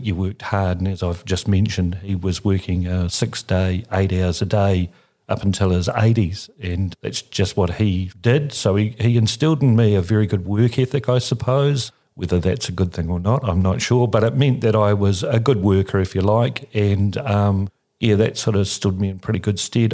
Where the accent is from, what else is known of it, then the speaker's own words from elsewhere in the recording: Christchurch, Canterbury, New Zealand; also born or lived in Australia; I'm a Cantabrian, born here in Christchurch, and lived here most of my life, other than in a time when I lived in Australia.